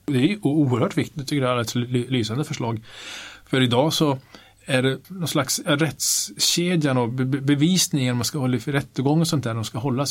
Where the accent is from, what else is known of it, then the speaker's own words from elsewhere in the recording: Kiruna, Norrbotten County, Sweden; accent: Norrland; moved away as an adult; now in Stockholm, Sweden; Nu har jag bott här rätt länge men jag är uppvuxen i Kiruna